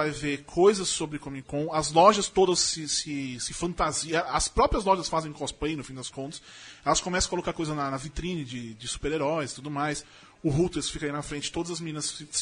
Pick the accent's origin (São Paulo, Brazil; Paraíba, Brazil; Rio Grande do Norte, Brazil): São Paulo, Brazil; Eu, a gente, porque óbvio que somos paulistanos